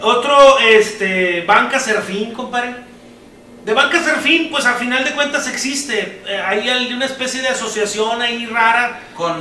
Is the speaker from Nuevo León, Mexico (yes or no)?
yes; Apodaca, Nuevo León, Mexico; nosotros somos de Apodaca, Nuevo León